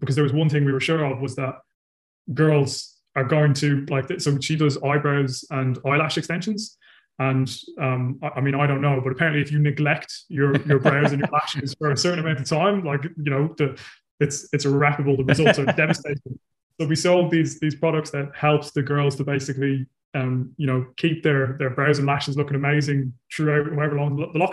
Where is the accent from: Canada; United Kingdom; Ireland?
Ireland; now in New Zealand; I'm originally from Ireland and I live in New Zealand